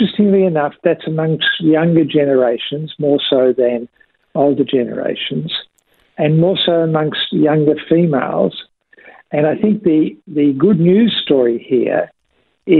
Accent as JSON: {"language": "English", "country": "Australia", "said": "we as an Australian community"}